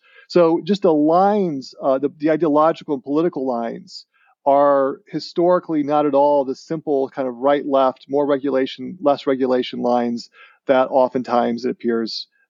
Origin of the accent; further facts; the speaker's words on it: Livonia, Michigan, United States; born there; I was born in Livonia, Michigan, and just coincidentally, my parents were working here that year. But then they weren't from Michigan.